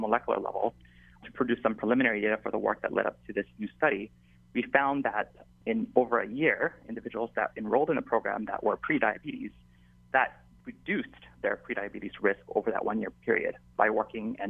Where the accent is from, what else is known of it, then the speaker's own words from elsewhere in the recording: Waianae, Hawaii, United States; I was born and raised in Waianae on that side of the island